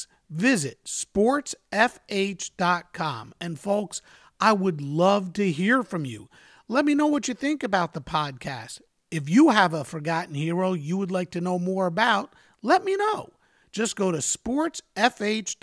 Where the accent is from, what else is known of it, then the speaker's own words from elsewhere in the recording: Westchester County, New York, United States; I grew up in Westchester County, New York, as a New York Mets fan